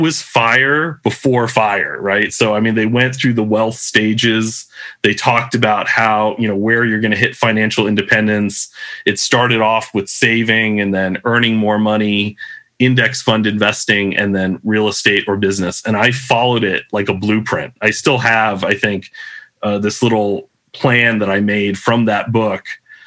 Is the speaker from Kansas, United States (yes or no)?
no; Southern California, United States; moved away as an adult; now in Japan; I grew up in Southern California, typical middle-class household.